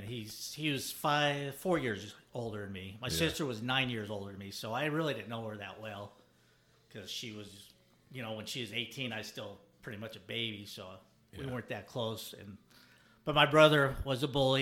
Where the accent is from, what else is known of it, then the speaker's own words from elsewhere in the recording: Denver, Colorado, United States; I grew up in Denver, Colorado